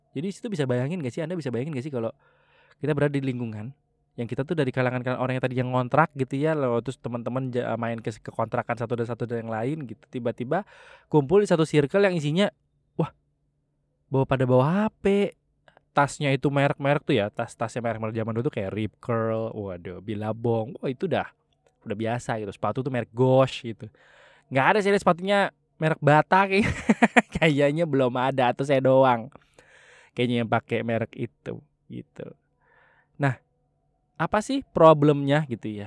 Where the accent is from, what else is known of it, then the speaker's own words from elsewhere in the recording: Java, Indonesia; saya tidak terlalu diarahkan gitu ya istilahnya ya milih-milih dewe lah gitu ya karena saya dari Jawa wis milih-milih dewe lah gitu ya